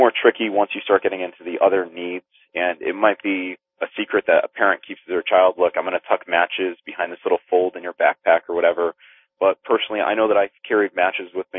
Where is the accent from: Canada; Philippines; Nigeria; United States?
Philippines; being Filipino